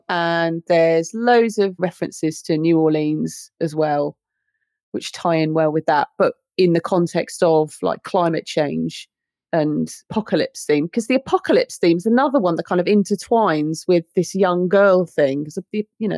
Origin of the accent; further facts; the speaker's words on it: United Kingdom; Being British is a ride.